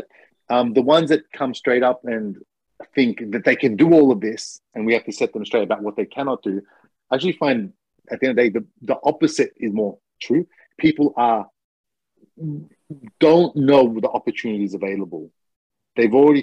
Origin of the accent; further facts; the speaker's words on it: Australia; now in Japan; I'm Australian